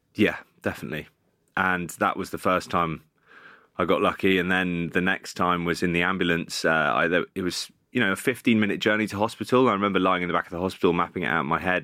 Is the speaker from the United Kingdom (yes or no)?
yes; Bath, South West England, United Kingdom; moved away as an adult; also born or lived in Cardiff; I started off at Bath, which was my hometown club